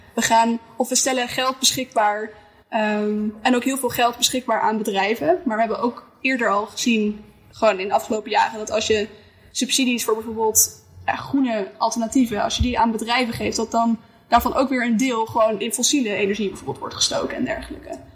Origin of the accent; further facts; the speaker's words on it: Schiermonnikoog, Friesland, Netherlands; ik ben opgegroeid op Schiermonnikoog.